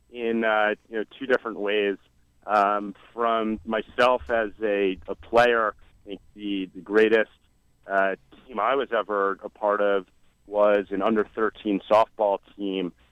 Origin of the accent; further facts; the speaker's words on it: New York City, New York, United States; basketball was a passion in growing up in New York City.